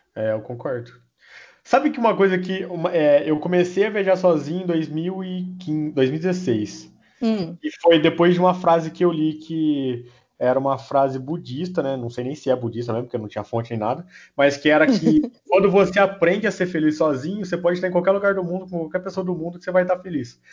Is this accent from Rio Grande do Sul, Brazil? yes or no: no; interior of São Paulo, Brazil; Eu sou do interior de São Paulo.